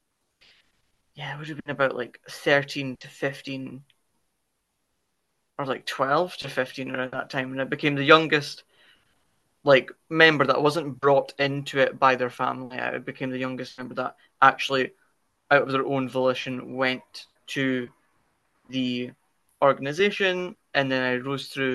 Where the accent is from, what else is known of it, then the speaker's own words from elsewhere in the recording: Dundee, Scotland, United Kingdom; I hail from, you know, the lovely green Scotland, north of England in the United Kingdom, Dundee specifically